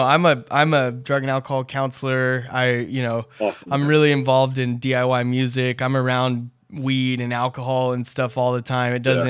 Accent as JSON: {"language": "English", "region": "Southern California", "country": "United States", "tie": "born or raised there", "said": "growing up in Southern California, spending a lot of time at the beach, a lot of time at the pool"}